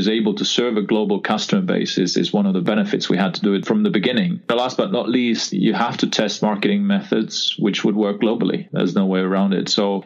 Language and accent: English; Estonia; I was born actually in Soviet Union, which was a Republic of Estonia, Soviet Republic of Estonia at that time, and regained independence in 1991. So that's where I grew up